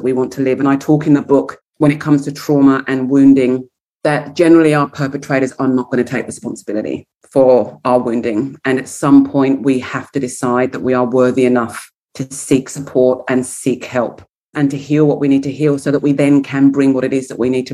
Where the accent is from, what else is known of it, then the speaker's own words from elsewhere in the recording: England, United Kingdom; being English